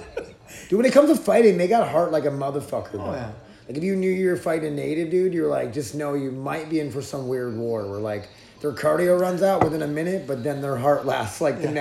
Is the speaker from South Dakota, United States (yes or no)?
yes; near Sisseton Indian Reservation, South Dakota, United States; born or raised there